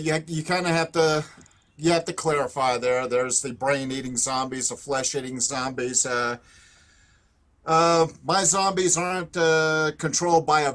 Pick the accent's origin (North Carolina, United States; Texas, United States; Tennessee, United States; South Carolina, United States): South Carolina, United States; now in Colorado Springs, United States; I'm also originally from the South. I'm from South Carolina.